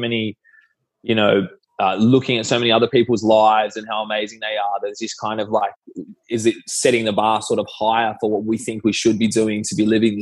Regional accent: Sydney, New South Wales, Australia; I'm from Sydney

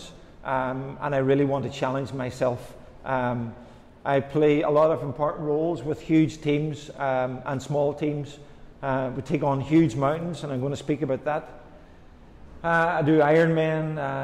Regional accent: Ireland; accent: Irish; I'm Irish

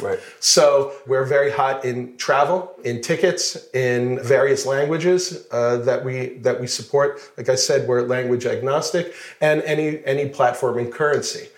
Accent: Plainview, New York, United States; moved away as an adult; now in Israel; I'm originally from New York, Plainview, Long Island

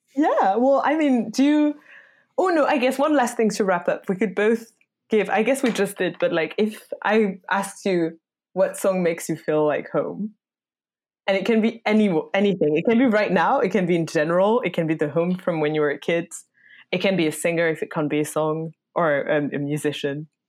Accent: France; English is a second language; moved away; I grew up in France

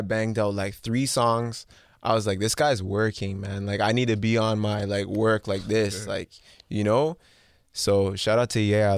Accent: Mississauga, Ontario, Canada; because that's where I'm from. That's where I live. That's where I was born.

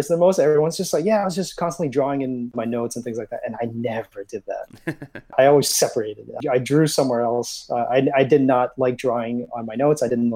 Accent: Boston, Massachusetts, United States; I grew up in Boston, Massachusetts, specifically in the Chinatown neighborhood

